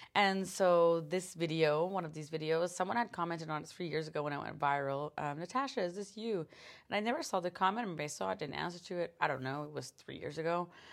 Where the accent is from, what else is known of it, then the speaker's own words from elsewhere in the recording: Canada; being a Canadian